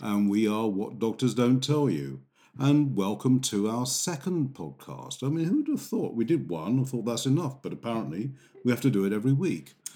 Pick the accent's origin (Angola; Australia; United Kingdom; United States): United Kingdom; England